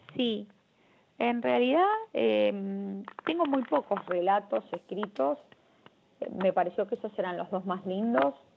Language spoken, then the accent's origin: Spanish; Argentina; amo mi país